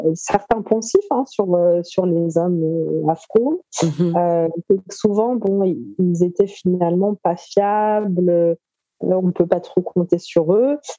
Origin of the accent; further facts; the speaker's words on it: Paris, Île-de-France, France; Moi, je suis née en France, à Paris, et je continue de vivre à Paris.